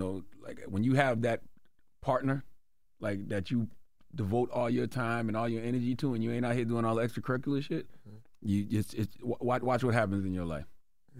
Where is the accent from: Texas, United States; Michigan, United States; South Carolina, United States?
South Carolina, United States; I'm from South Carolina